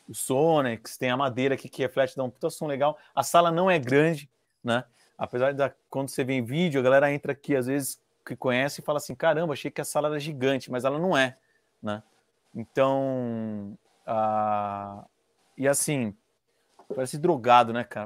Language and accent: Portuguese; Indaiatuba, São Paulo, Brazil; aqui em Dayatuba, que eu sou interior de São Paulo